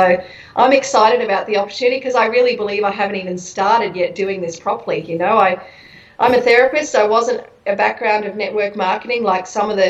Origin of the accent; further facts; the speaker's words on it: Brisbane, Queensland, Australia; moved away as an adult; also born or lived in United States; I'm from here. I'm from Brisbane.